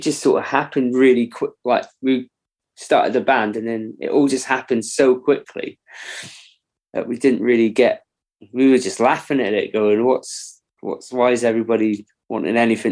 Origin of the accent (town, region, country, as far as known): Corby, East Midlands, United Kingdom; born or raised there; also born or lived in Kettering